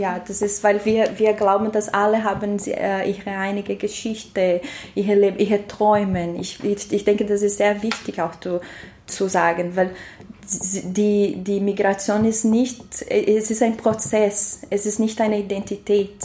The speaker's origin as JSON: {"language": "German", "country": "Brazil", "tie": "born or raised there", "second_language": "German", "moved": "as an adult", "lives_now": "Austria", "said": "Ich bin in Brasilien geboren, aber ich wohne in Österreich seit drei Jahren"}